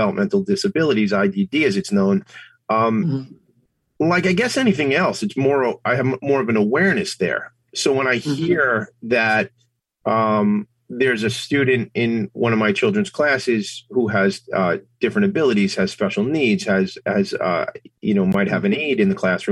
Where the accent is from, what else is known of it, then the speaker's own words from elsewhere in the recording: Long Island, New York, United States; I grew up here on Long Island, pretty diverse place to grow up